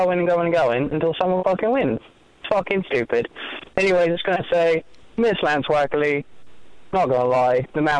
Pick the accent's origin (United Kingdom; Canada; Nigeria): United Kingdom; England; now in United States; I'm an Englishman living in the United States.